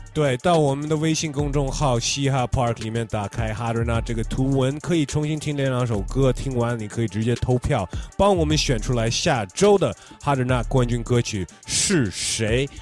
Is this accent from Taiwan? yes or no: no; the western United States, United States; 我们两个都在美国西方，在那边长大